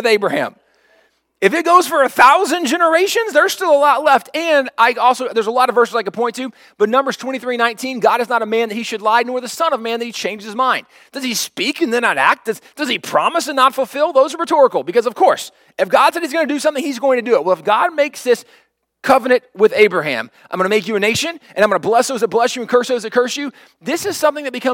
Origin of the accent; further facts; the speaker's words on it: United States; as an American, where we stand as Americans